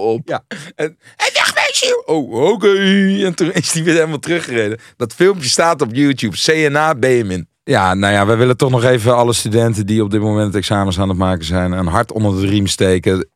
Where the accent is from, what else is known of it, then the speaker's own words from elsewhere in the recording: Hilversum, North Holland, Netherlands; Ik kom zelf uit Hilversum